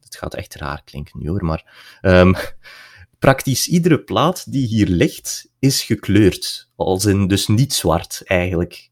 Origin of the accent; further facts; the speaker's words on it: region around Tielt and Aalter, border of West and East Flanders, Belgium; Dat is eh, de streek rond eh, Tielt en Aalter, eigenlijk op de grens West-Oost-Vlaanderen